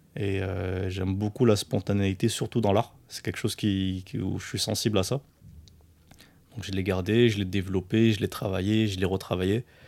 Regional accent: France; also born or lived in Morocco / Montpellier; je suis né au Maroc. Je suis arrivé en France à, un an.

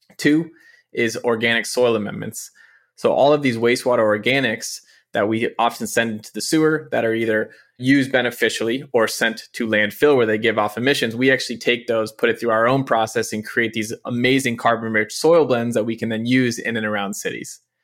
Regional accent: San Francisco, California, United States; I'm born and raised here, which in the tech era is increasingly rare to have people who are actually born and raised in San Francisco and still live in San Francisco

